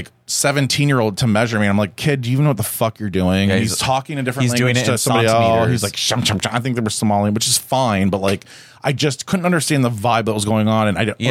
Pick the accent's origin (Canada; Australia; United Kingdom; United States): United States; the South; I'm from the South